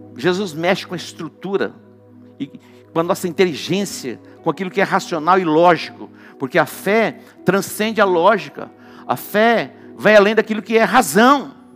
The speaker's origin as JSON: {"language": "Portuguese", "town": "Dourados", "region": "Mato Grosso do Sul", "country": "Brazil", "tie": "born or raised there", "said": "quando eu era criança, não era em Douradina, mas era em Dourados, um pouquinho maior que Douradina. Meu pai tinha sítio e nós morávamos na cidade"}